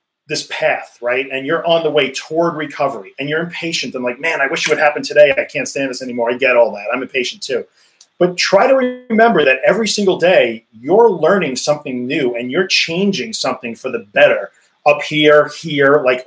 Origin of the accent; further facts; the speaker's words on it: United States; accent: American; I'm in the US, as you can tell by my awesome American accent